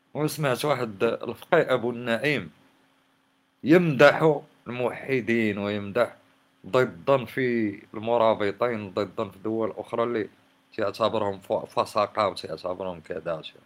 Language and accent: Arabic; Morocco